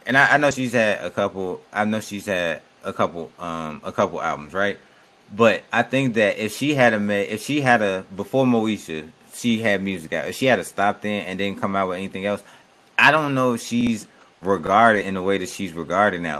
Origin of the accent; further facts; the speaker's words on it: Chicago, Illinois, United States; I'm from Chicago